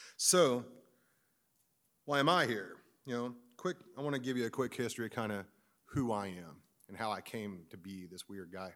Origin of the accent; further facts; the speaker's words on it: Missouri, United States; I'm just from Missouri